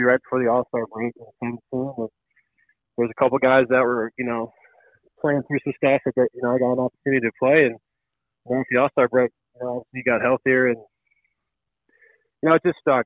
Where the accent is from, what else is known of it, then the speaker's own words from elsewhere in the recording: St. Louis, Missouri, United States; I'm blessed to be a St. Louisan and, you know, be able to play for my hometown team and grow up, you know, go to a Cardinals game